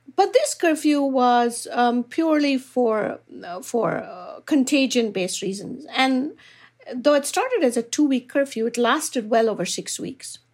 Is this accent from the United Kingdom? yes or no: no; Bangalore, Karnataka, India; moved away; I come from Bangalore, which is renowned globally as an I T city.